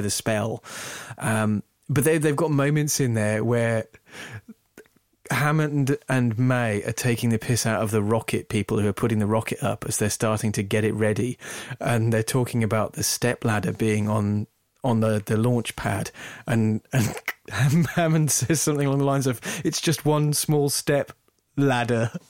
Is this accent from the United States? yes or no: no; England, United Kingdom; I'm English, not American